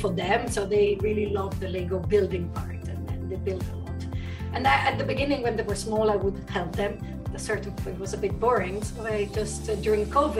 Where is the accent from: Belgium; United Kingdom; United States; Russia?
Belgium; Brussels, Brussels-Capital Region; moved away as an adult; also born or lived in Luxembourg; I was born in Belgium, and I lived between Belgium and Luxembourg most of my life. I did finished high school in Brussels at the European School because my parents worked at the EU, and then I moved to Italy for chemistry.